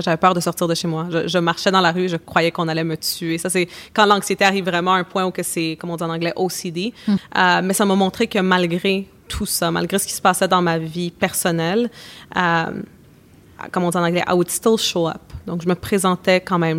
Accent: Canada; also born or lived in Bolivia; je suis née au Canada mais mes parents sont sont de Bolivie

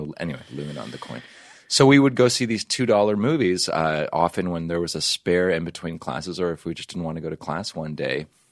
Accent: Canada; now in United States; I'm from Canada

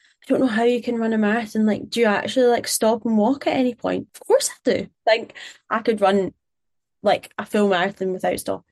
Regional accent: Glasgow, Scotland, United Kingdom; I'm Glaswegian

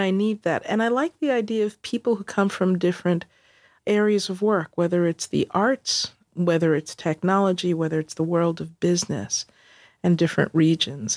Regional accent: New York City, New York, United States; moved away as an adult; also born or lived in South Bronx / Fort Lauderdale / Dallas; I grew up in Queens

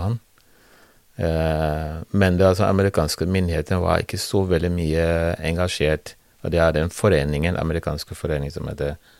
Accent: Liberia; Norwegian is a second language; now in Norway; jeg kom eh, født og oppvokst i Liberia

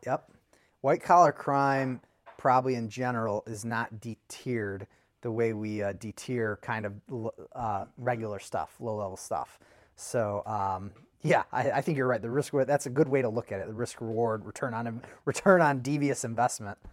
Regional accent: United States; I'm an American

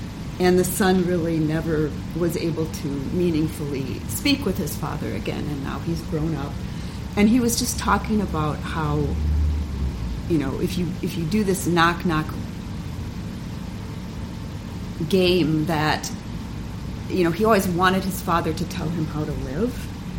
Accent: Chicago, Illinois, United States; Oh, yeah, I'm from Chicago.

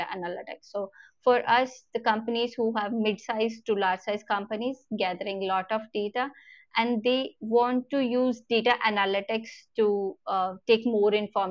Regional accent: India; as an Indian company or Indian citizens

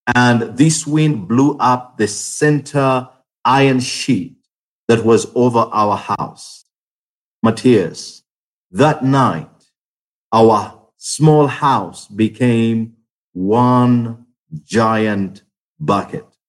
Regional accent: Uganda; I am from Uganda

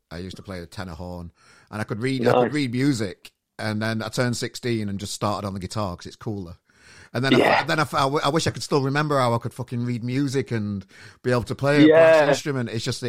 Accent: England, United Kingdom; as an Englishman

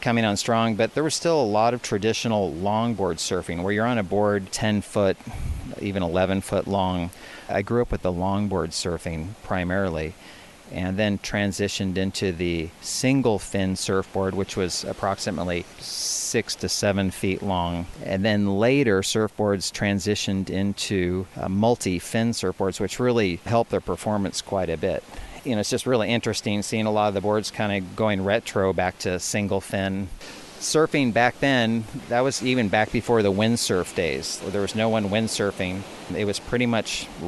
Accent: Southern California, United States; also born or lived in Steamboat Springs, Colorado; now in Panama; I grew up in Southern California.

